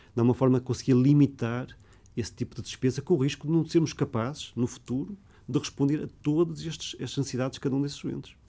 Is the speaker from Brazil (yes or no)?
no; Porto, Norte, Portugal; also born or lived in Lisbon; Porto é a minha cidade natal de eleição.